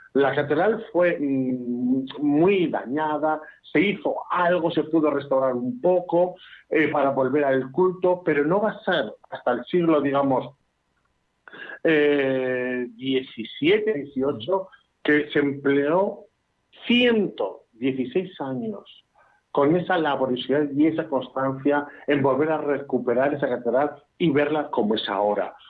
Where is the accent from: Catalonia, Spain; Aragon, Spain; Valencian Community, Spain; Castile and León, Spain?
Castile and León, Spain; Burgos; yo soy de Burgos